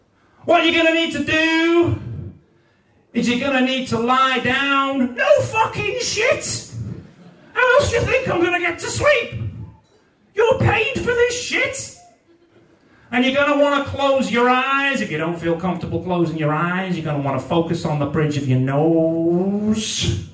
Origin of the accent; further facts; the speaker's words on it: Newport, Wales, United Kingdom; I'm from Newport in South Wales, and I don't sound like I'm from Newport in South Wales, because, as I said, I'm a bit posh.